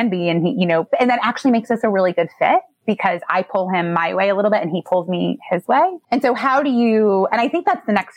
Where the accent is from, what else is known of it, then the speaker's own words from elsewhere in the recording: Midwest, United States; now in New York City, United States; I'm from the Midwest